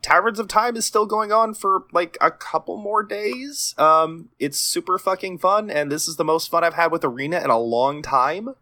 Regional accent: Texas, United States; I'm Texan, so I kinda dropped my D a little bit

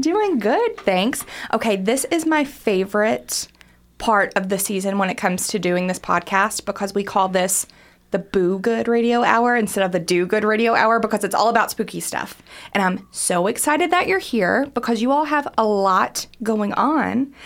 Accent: Harlan County, Kentucky, United States; also born or lived in Greensburg, Kentucky; now in Lexington, United States; I'm originally from Harlan County and then moved to a place called Greensburg, Kentucky, which is very south central

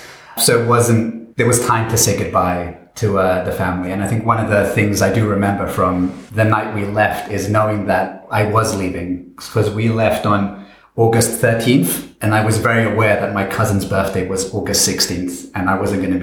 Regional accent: London, United Kingdom; also born or lived in Sarajevo, Bosnia and Herzegovina; in me and my parents traveling across Europe with a family who couldn't speak a word of English and moving to London, which is where I ended up growing up.

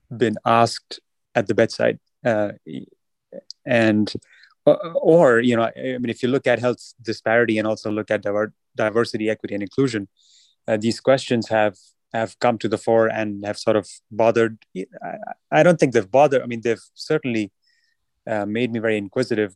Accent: New Delhi, Delhi, India; moved away; growing up in New Delhi in India

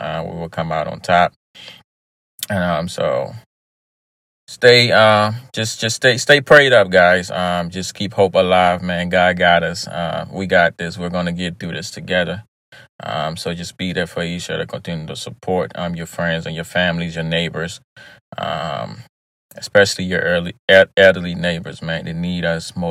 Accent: Liberia; moved away; I was born in Liberia, lived in Liberia for many, many years before actually relocating

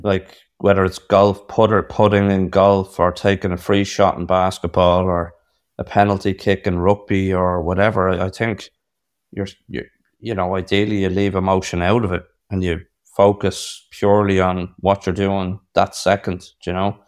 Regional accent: Ireland; I'm in New York, I'm an Irish man

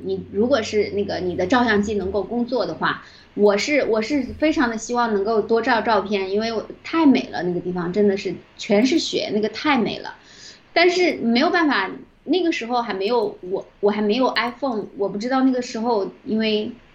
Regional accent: southern China, China; moved away as an adult; also born or lived in Vancouver, Canada; now in Canada; 我是南方人

